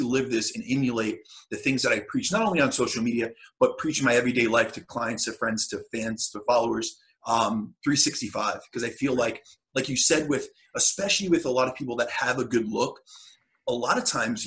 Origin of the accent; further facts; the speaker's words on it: New Jersey, United States; I'm from New Jersey, so I'm over in the States